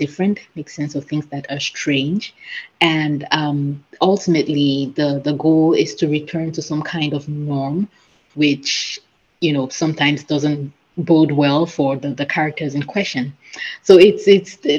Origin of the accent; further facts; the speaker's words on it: Cameroon; I come from Cameroon, which is a West African country